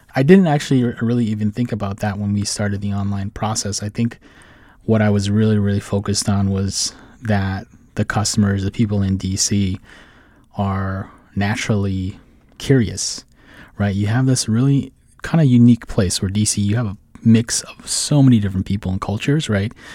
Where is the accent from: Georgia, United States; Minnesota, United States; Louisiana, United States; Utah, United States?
Minnesota, United States; Saint Paul; moved away as an adult; now in Washington, D.C., United States; I'm originally from, uh, Saint Paul, Minnesota, and I moved out to D C